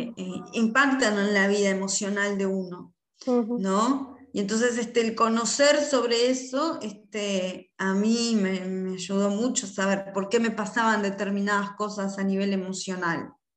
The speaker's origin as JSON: {"language": "Spanish", "country": "Uruguay", "said": "en mi país, acá en Uruguay"}